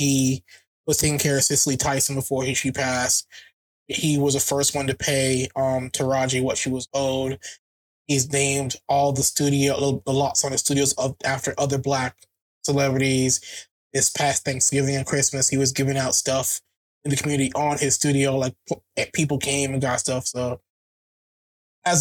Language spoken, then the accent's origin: English; Jamaica; Being Jamaican